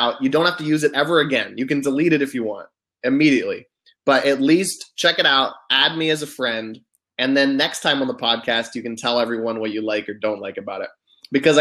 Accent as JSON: {"language": "English", "country": "United States", "said": "I'm an American"}